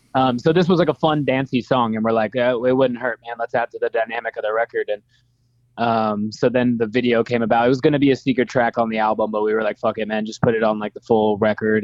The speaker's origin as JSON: {"language": "English", "town": "Las Vegas", "region": "Nevada", "country": "United States", "tie": "born or raised there", "said": "in Las Vegas, which is my hometown."}